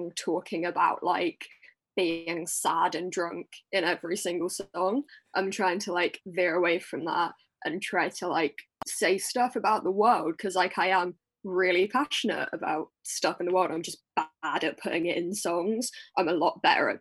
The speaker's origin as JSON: {"language": "English", "area": "Essex", "region": "East of England", "country": "United Kingdom", "said": "I'm from Essex."}